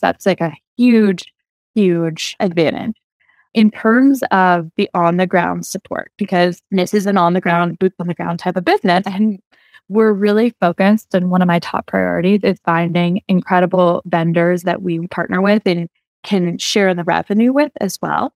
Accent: Oregon, United States; where I grew up in Oregon

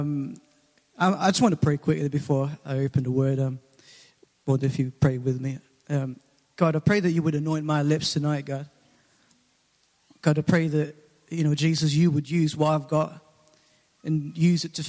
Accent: Philippines; now in England, United Kingdom; I'm originally from the Philippines, and I came over in 2004

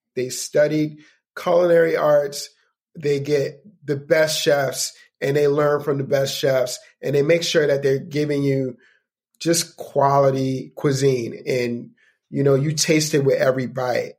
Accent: New York, United States; I'm from New York

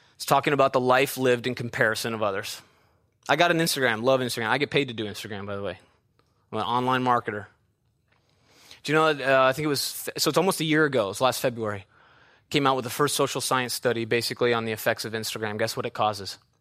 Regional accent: Midwest, United States; moved away; an actual backyard like I had growing up in the Midwest

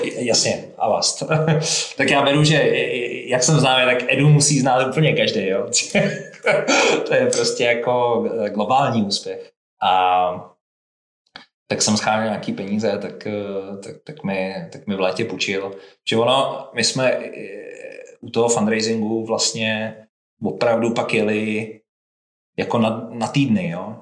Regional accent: Svitavy, Pardubice Region, Czechia; já jsem ze Svitáv

